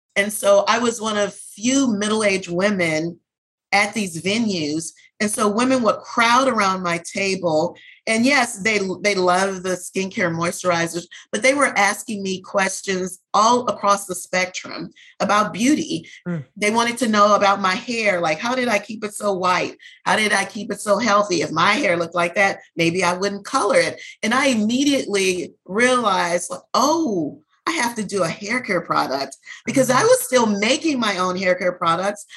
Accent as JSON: {"language": "English", "town": "New Orleans", "region": "Louisiana", "country": "United States", "tie": "born or raised there", "said": "I was born and raised in New Orleans"}